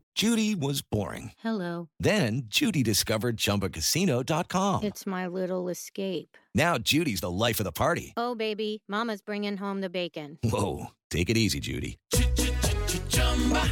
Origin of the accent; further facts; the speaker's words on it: United States; I'm an American, and my mindset is very rooted in the American experience